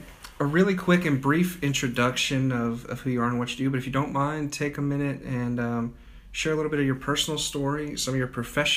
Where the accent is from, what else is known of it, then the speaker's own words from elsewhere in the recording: United States; now in Charlotte area, United States; As a Dakota kid.